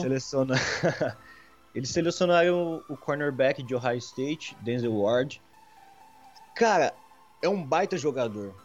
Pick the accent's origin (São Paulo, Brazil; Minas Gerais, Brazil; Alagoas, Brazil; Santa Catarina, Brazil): São Paulo, Brazil; Franca; sou de Franca, interior de São Paulo